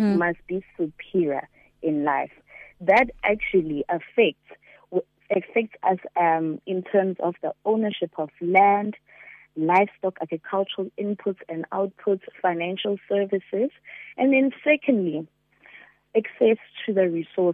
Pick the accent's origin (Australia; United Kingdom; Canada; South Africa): South Africa; Durban, KwaZulu-Natal; I was born and raised in Durban, KwaZulu-Natal, in a small location called Lamontville